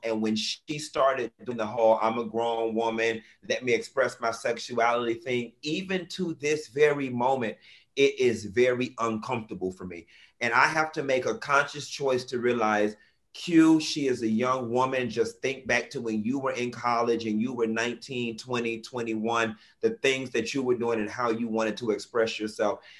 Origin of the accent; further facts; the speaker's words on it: Miami, Florida, United States; as somebody who's born and raised in Miami